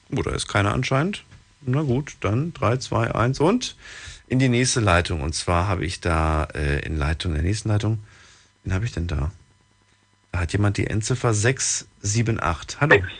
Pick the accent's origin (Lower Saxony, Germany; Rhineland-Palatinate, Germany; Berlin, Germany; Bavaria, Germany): Rhineland-Palatinate, Germany; Ludwigshafen; Ich komme aus Ludwigshafen